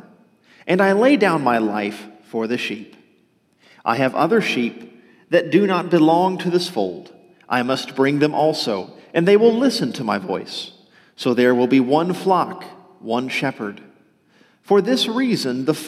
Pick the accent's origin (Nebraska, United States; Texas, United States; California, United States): Texas, United States; outside of Dallas; also born or lived in southern Louisiana (family ancestry); I was born in Texas, outside of Dallas, actually, but most of my family for several generations have come from the southern Louisiana area